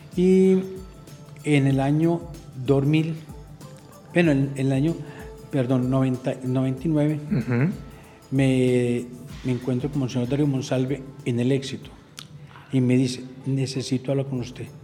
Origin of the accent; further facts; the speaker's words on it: Medellín, Antioquia, Colombia; also born or lived in Andes, Antioquia; yo nací en Andes